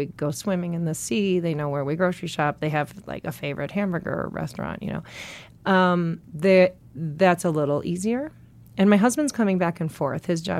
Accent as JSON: {"language": "English", "town": "Milwaukee", "region": "Wisconsin", "country": "United States", "tie": "born or raised there", "said": "In Milwaukee."}